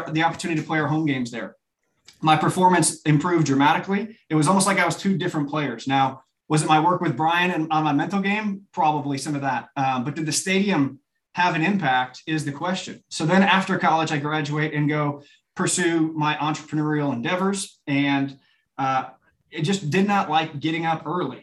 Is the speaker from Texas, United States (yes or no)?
no; Chicago suburbs, Illinois, United States; moved away as an adult; also born or lived in Birmingham, Alabama; now in Nashville, United States; a sixth grade football player growing up in the Chicago suburbs